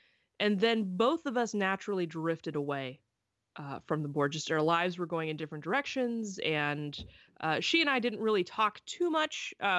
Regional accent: the South, United States; now in Pacific Northwest, United States; I grew up in the South

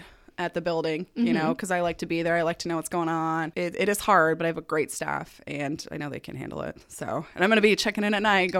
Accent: Denver, Colorado, United States; moved away as an adult; also born or lived in Atlanta; I was born in Denver, Colorado. Ooh. 32 years ago.

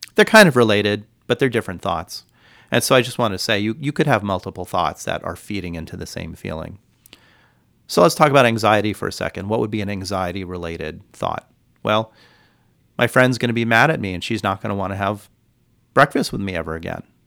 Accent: California, United States; now in Hawaii, United States; I grew up in California

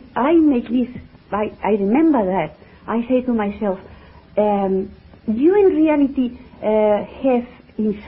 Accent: Barcelona, Catalonia, Spain; English is a second language; I was born in Barcelona, the 1st November 1923

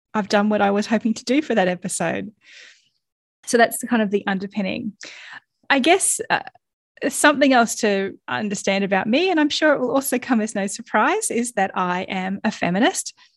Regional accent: Australia; accent: Australian; you've probably already worked out from my accent that I am Australian

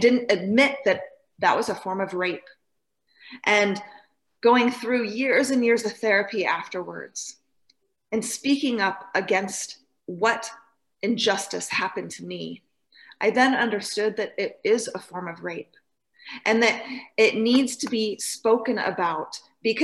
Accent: Idaho, United States; I grew up in North Idaho with a loving mother and father, and I moved around my whole life because my daddy was in the military

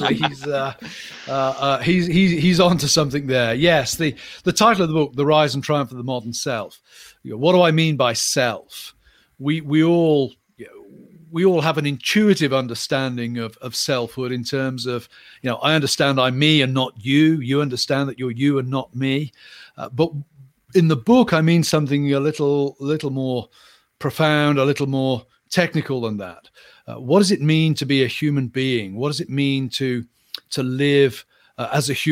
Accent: England, United Kingdom; moved away as an adult; also born or lived in Cambridge / Aberdeen / Nottingham / Pennsylvania; now in United States; I'm an English expat

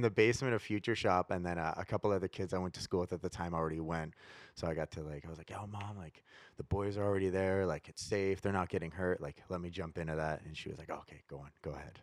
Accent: Prince George, British Columbia, Canada; now in Vancouver, Canada; growing up in Prince George, like, Vancouver was, like, the big city.

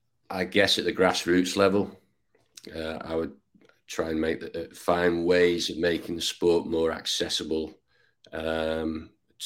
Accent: Ainsdale, North West England, United Kingdom; now in Texas, United States; I was born near Liverpool. I guess I grew up in a village called Ainsdale.

